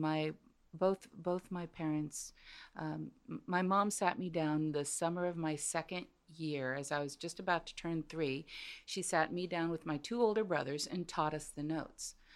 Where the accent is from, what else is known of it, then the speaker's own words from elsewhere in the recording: United States; I'm first generation American